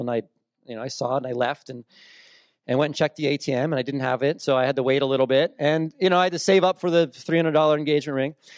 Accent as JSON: {"language": "English", "region": "New Jersey", "country": "United States", "tie": "born or raised there", "said": "I grew up in South Jersey, uh, on the shore"}